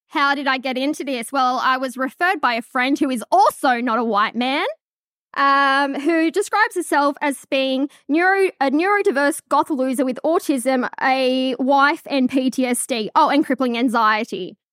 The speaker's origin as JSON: {"language": "English", "town": "Charlestown", "region": "New South Wales", "country": "Australia", "tie": "born or raised there", "said": "I grew up in Charlestown"}